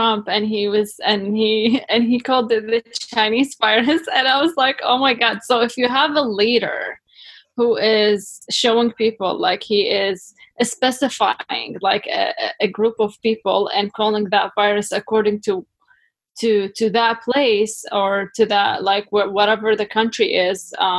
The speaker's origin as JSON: {"language": "English", "country": "Iraq", "moved": "yes", "lives_now": "Canada", "said": "in my home country, Iraq"}